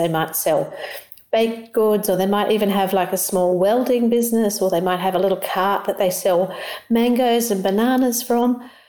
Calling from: Australia; I'm calling in from Australia.

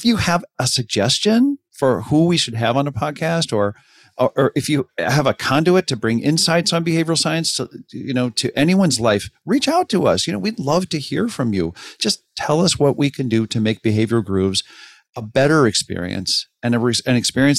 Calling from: Pasadena, California, United States; from Pasadena.

